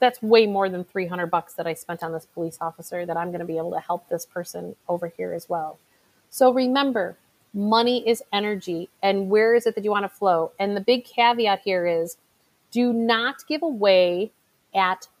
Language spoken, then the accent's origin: English; Chicago, Illinois, United States; my hometown, which is Chicago